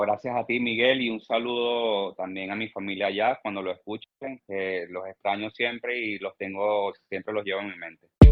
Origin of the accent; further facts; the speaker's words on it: Barquisimeto, Lara, Venezuela; moved away as an adult; also born or lived in Madrid area, Spain; now in Spain; una cosa de las que más extraño de mi tierra